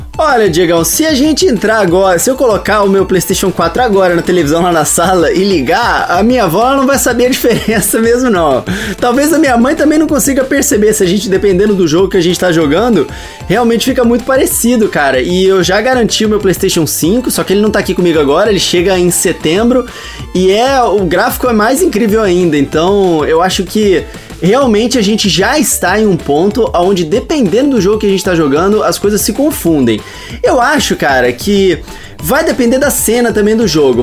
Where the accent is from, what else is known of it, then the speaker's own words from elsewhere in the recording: Campo Grande, Mato Grosso do Sul, Brazil; eu sou de Campo Grande, Mato Grosso do Sul